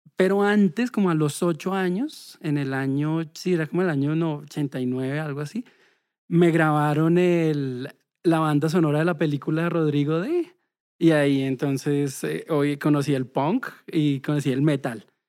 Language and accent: Spanish; Bogotá, Colombia; nací en Bogotá, soy el segundo de cuatro hermanos